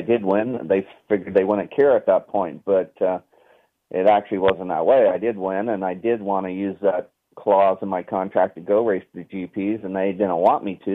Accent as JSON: {"language": "English", "region": "Northern California", "country": "United States", "said": "I was from NorCal"}